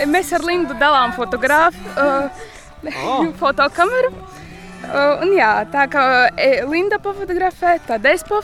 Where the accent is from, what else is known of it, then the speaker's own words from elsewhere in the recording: Vabole, Augšdaugava Municipality, Latvia; Esmu no Vabolas pagasta.